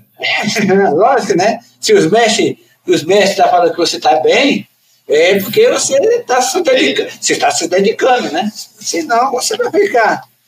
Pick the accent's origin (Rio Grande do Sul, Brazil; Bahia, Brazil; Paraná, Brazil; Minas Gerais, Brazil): Bahia, Brazil; Recôncavo; also born or lived in Carapicuíba; now in São Paulo, Brazil; daquela região do Recôncavo, aí onde que eu, eu nasci